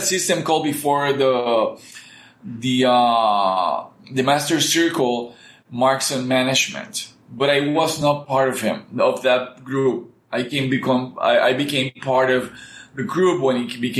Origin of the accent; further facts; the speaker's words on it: Puerto Rico; English is a second language; we used to go to a place called Pine Grove in Puerto Rico.